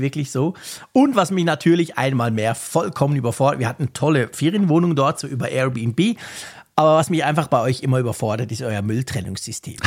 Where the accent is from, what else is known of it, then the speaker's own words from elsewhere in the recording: Switzerland; mich als Schweizer